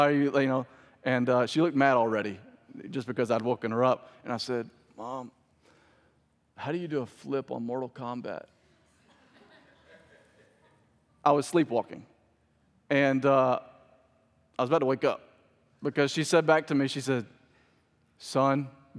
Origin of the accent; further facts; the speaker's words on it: Clinton, Mississippi, United States; also born or lived in Birmingham, Alabama / New Orleans; I was raised in Mississippi, but I call Birmingham, Alabama home. It's very confusing. We moved a lot. But I was born and raised in Mississippi. Also spent a couple years in New Orleans as a young child.